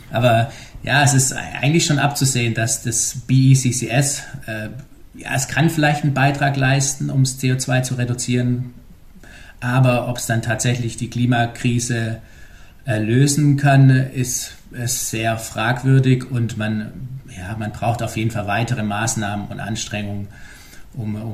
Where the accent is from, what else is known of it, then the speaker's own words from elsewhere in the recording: Germany; Und da wir uns als Deutsche, sage ich mal, meistens nicht so gut vorstellen können, wie groß Australien ist